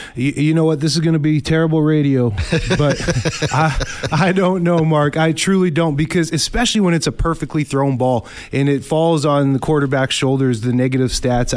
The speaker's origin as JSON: {"language": "English", "town": "Winnipeg", "region": "Manitoba", "country": "Canada", "tie": "born or raised there", "said": "I grew up in North End, Winnipeg"}